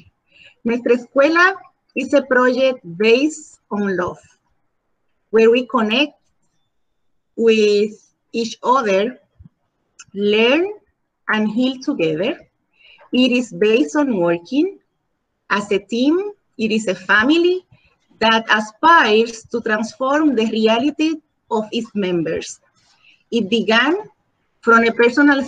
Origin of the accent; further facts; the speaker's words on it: Dominican Republic; English is a second language; moved away as an adult; now in Puerto Rico; I am from Dominican Republic. I have been living in Puerto Rico for more than half of my life